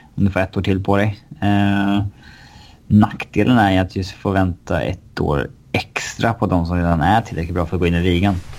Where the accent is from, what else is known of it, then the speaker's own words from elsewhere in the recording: Sweden; som svensk supporter till ett hockeylag